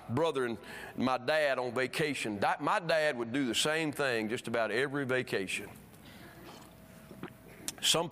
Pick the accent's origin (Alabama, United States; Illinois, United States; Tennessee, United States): Alabama, United States; the church I was raised in Alabama, great church